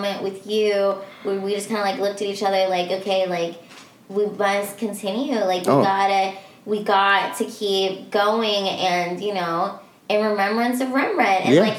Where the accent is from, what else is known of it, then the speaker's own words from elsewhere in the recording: Philippines; he said he was Filipino, and I was like, oh my gosh, I'm Filipino too